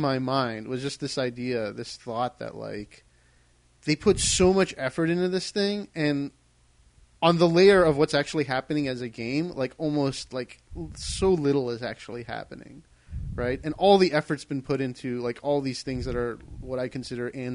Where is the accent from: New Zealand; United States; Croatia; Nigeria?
United States; Maryland; I'm from Maryland